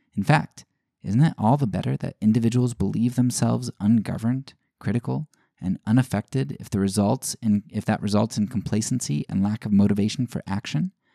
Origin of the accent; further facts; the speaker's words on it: United States; as an American citizen, uh, as a white middle class citizen